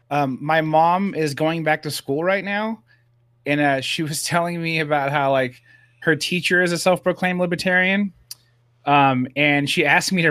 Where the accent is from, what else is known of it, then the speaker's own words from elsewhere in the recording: West Coast, United States; I grew up on the West Coast, grew up on LA rap